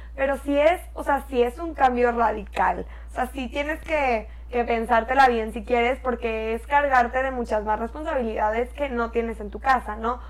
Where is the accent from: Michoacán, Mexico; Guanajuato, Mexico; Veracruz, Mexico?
Veracruz, Mexico; Córdoba; moved away as an adult; now in Monterrey, Mexico; Yo nací en Monterrey y cuando iba a pasar a tercero de primaria me regresé a Córdoba, que es una ciudad chiquita en Veracruz